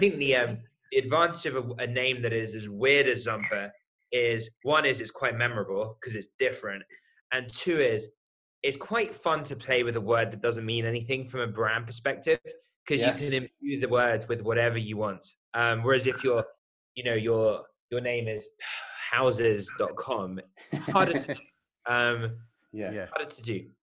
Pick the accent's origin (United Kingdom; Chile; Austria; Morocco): United Kingdom; London; moved away as an adult; also born or lived in United States; as you can tell from my accent, I'm originally from the UK, from London.